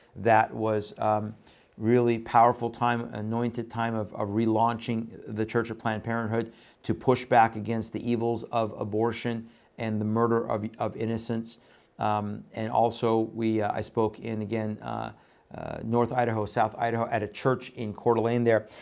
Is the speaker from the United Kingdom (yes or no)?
no; Iran; moved away; I was born in Iran, left there in nineteen seventy-eight